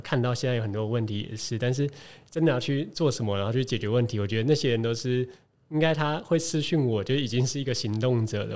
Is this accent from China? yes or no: no; Taiwan; 知道我从台湾来